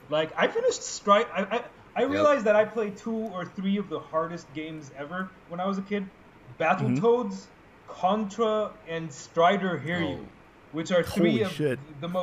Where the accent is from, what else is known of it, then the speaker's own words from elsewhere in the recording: Saudi Arabia; now in Egypt; I grew up in Saudi Arabia